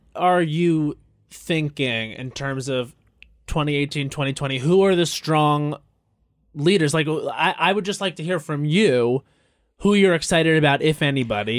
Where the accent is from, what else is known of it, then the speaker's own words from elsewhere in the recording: Long Island, New York, United States; I grew up on Long Island